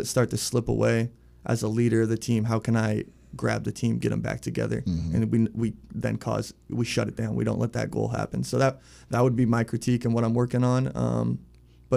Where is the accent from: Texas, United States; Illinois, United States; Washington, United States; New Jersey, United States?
Washington, United States; Arlington; now in Richmond, United States; I'm from Arlington, Washington, hour north of Seattle, small town, other side of the country